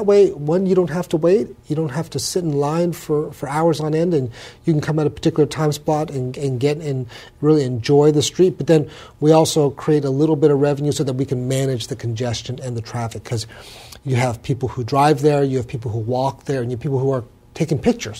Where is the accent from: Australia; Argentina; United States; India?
United States; Torrance, California; now in San Francisco, United States; I was born in Torrance, California, down in L.A.